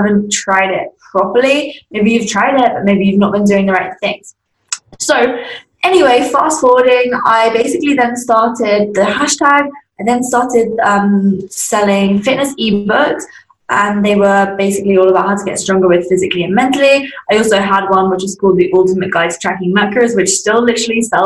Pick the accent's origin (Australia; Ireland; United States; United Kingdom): United Kingdom; Surrey, South East England; I was obviously in my second last year of high school in England. That's where I'm from, a place called Surrey.